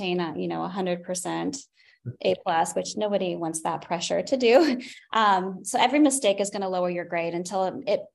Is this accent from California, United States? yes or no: no; Wabash, Indiana, United States; I grew up in a small town. I'm from Wabash, Indiana